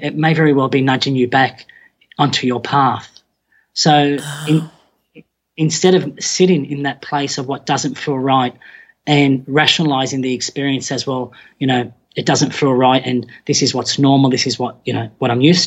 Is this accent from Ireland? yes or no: no; Australia; I was born in Australia, but Mum and Dad had migrated from the Middle East to Australia